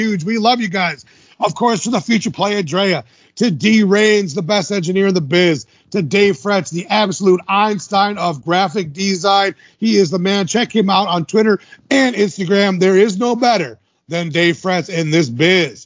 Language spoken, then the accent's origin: English; Midwest, United States; we're from the Midwest